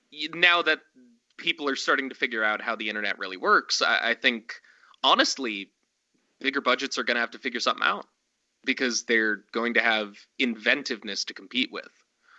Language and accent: English; Montana, United States; I'm a dude from Montana that shot a film in my parents' backyard